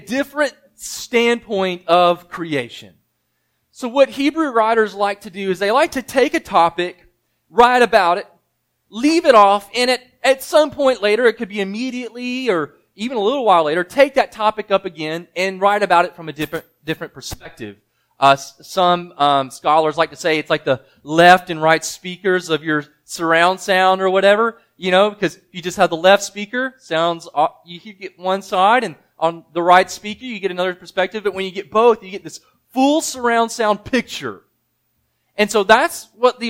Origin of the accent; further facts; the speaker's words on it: United States; I'm American